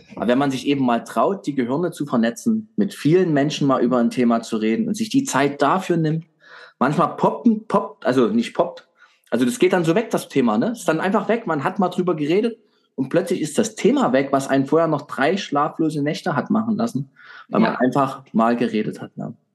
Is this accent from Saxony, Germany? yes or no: yes; Saxony, Germany; als Sachse